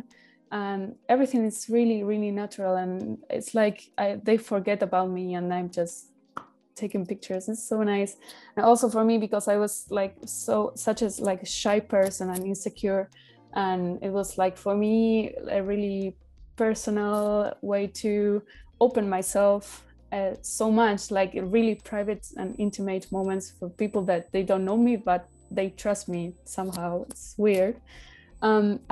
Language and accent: English; Buenos Aires, Argentina; moved away; in Buenos Aires, in my hometown